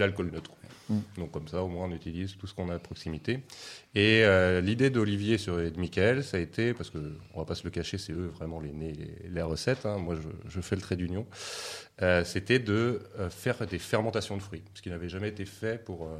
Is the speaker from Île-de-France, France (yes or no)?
yes; Seine-et-Marne, Île-de-France, France; Moi, j'ai grandi en Seine-et-Marne aussi, au milieu des champs de blé de betterave.